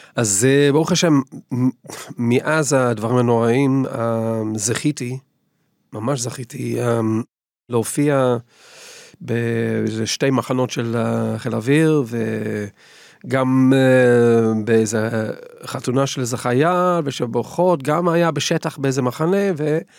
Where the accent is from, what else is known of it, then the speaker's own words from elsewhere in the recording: England, United Kingdom; Hebrew is a second language; moved away as an adult; now in Israel; אני גדלתי באנגליה